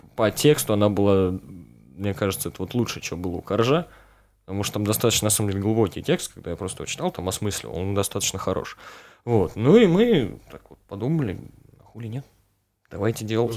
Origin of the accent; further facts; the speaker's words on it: Mokshan, Penza Oblast, Russia; я, вот из Макшана, да, то есть там тоже вот городок никакой.